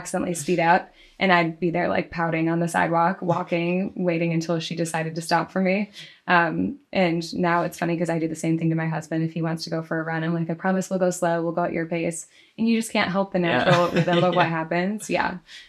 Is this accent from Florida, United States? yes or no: no; Grand Rapids, Michigan, United States; Michigan, Grand Rapids on the west side.